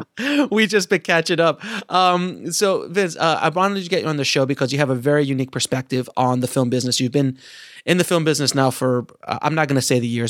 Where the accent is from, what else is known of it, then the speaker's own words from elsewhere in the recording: Orlando, Florida, United States; I'm from Orlando. Florida